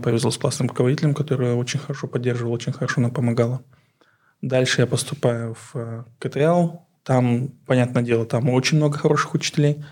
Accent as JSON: {"language": "Russian", "town": "Aktobe", "region": "Aktobe Region", "country": "Kazakhstan", "tie": "born or raised there", "second_language": "Russian", "moved": "as an adult", "lives_now": "Astana, Kazakhstan", "said": "Я сам родом из Актюбе, Запад."}